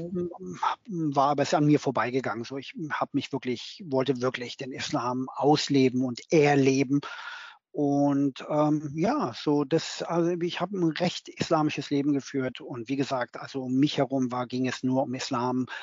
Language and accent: German; Berlin, Germany; moved away as an adult; now in London, United Kingdom; bin, wie gesagt, 2008 aus Berlin weggegangen als Berliner, geborener Berliner und äh, lebe jetzt in London